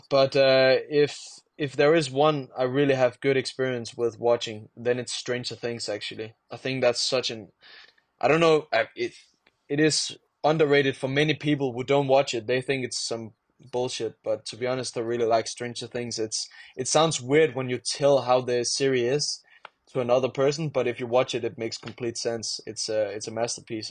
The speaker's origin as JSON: {"language": "English", "country": "Denmark", "second_language": "English", "said": "I am from Denmark"}